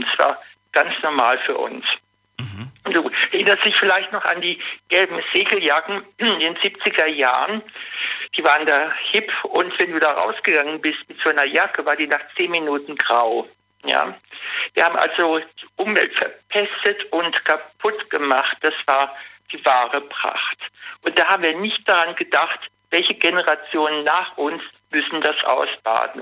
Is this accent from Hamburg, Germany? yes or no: no; Duisburg, North Rhine-Westphalia, Germany; now in Kaiserslautern, Germany; Ich bin ein Kind des Ruhrpots